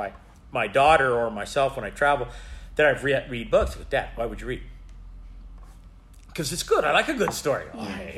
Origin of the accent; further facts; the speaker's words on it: Bakersfield, California, United States; I'm from Bakersfield